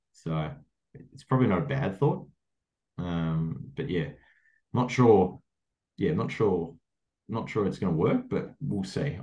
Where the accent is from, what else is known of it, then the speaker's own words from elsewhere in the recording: Melbourne, Victoria, Australia; I'm from Melbourne